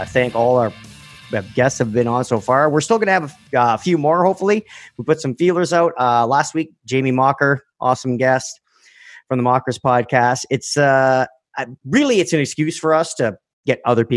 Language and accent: English; Canada; Roman and I, just being Canadian